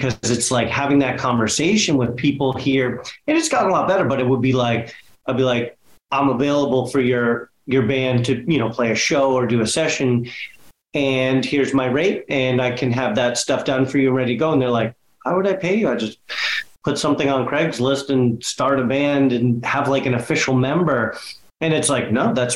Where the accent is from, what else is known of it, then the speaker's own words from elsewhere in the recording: Boston, Massachusetts, United States; I grew up in West Roxbury, actually in West Roxbury now